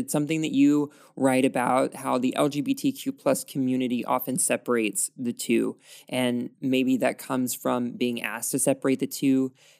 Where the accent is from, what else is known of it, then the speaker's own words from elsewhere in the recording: the South, United States; we are both from the South